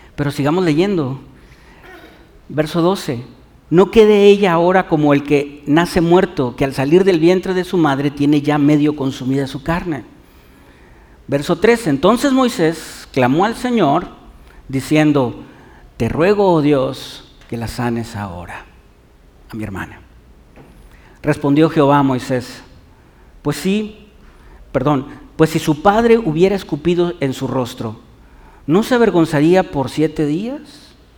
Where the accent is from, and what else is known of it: Mexico